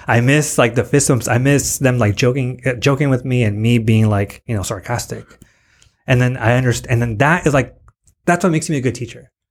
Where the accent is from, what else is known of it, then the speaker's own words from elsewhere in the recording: Tijuana, Baja California, Mexico; moved away; also born or lived in National City, California, United States; I live in Tijuana